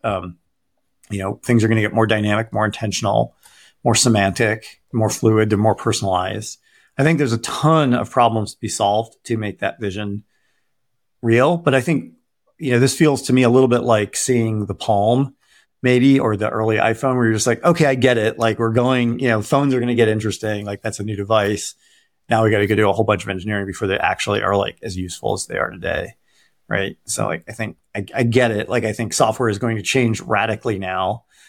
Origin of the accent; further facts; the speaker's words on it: Detroit, Michigan, United States; I grew up in Detroit